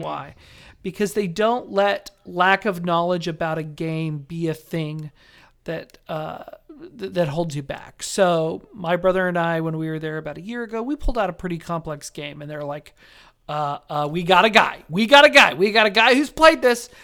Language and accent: English; Las Vegas, Nevada, United States; moved away; my hometown of Las Vegas.